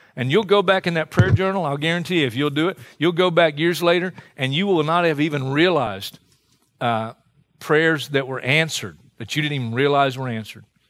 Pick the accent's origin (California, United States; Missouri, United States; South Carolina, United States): South Carolina, United States; Hartsville; my hometown of Hartsville, South Carolina